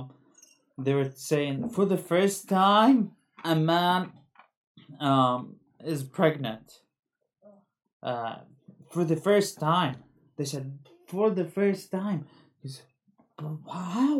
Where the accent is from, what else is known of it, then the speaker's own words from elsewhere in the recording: Eugene, Oregon, United States; I'm from Eugene